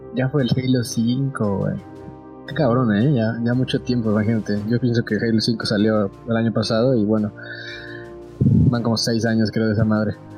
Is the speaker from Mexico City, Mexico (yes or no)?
yes; Mexico City, Mexico; soy de Ciudad de México, tengo 23 años